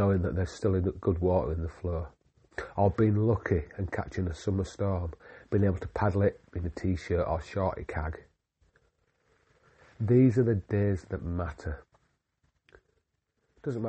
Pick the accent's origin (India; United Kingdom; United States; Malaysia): United Kingdom; Yorkshire and the Humber; I am just a Yorkshireman